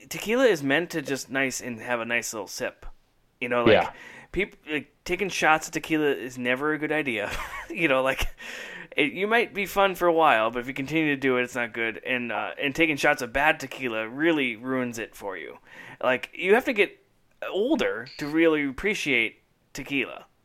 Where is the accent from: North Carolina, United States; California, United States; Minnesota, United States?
Minnesota, United States; my home state of Minnesota, right in St. Paul